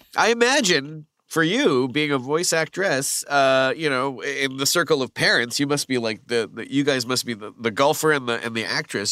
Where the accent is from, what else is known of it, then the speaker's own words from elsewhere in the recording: Canada; moved away as an adult; now in United States; being Canadian too, it's like we moved here